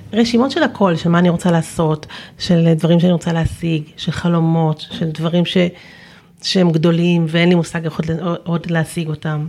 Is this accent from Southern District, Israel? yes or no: no; Kvutzat Kinneret, Northern District, Israel; moved away; בקבוצת כנרת, שזה הקיבוץ שבו גדלתי